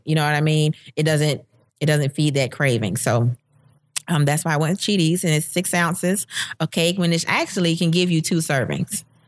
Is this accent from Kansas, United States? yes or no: no; Florida, United States; now in Georgia, United States; I'm from Florida.